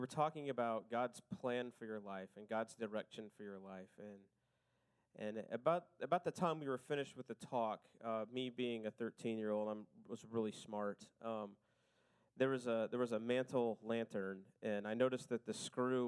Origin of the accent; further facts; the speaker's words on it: Oklahoma, United States; I was born in Oklahoma